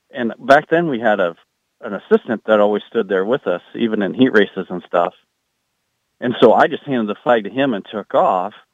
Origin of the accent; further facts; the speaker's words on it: Iowa, United States; come to my home state